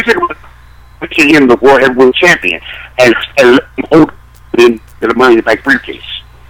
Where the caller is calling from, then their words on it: Philadelphia, Pennsylvania, United States; calling from Philly